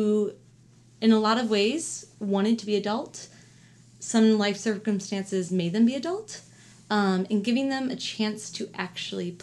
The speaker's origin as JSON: {"language": "English", "town": "St. Louis", "region": "Missouri", "country": "United States", "tie": "born or raised there", "moved": "yes", "said": "I'm from St. Louis"}